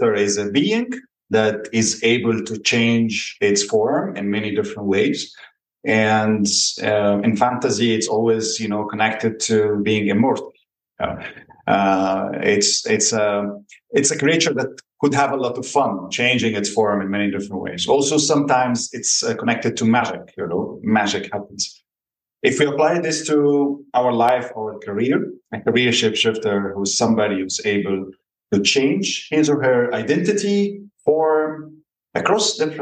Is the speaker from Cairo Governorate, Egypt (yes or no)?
yes; Cairo, Cairo Governorate, Egypt; also born or lived in United States / United Kingdom / China / United Arab Emirates; now in Italy; I am from Cairo, one of the biggest cities in the world and most chaotic as well